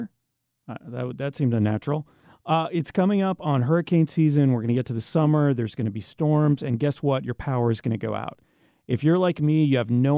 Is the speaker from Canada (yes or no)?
yes; Canada; now in United States; I'm Canadian